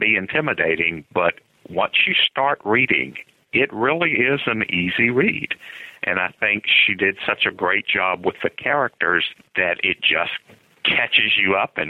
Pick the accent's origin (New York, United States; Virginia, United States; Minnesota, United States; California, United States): Virginia, United States; Lynchburg; Grew up in Lynchburg, Virginia. It's sort of right in the center of the state.